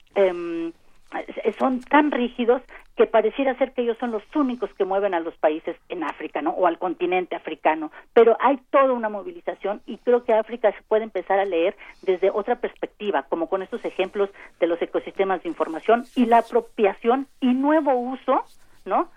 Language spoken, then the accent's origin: Spanish; Mexico; como sociedad mexicana diversa, compleja